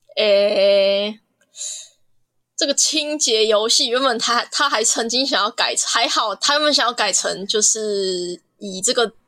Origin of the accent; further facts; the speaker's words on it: Kaohsiung, Taiwan; 我来自高雄，然后我现在还在延毕中，啊，我读的是就是原住民艺术产业这个系